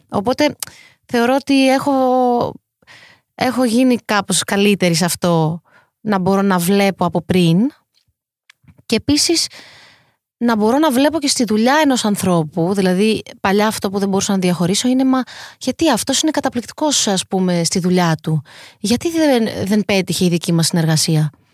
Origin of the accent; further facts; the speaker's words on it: Greece; είναι πιο δύσκολο για μένα να είμαι Ελληνίδα σε αυτή την πλευρά του κόσμου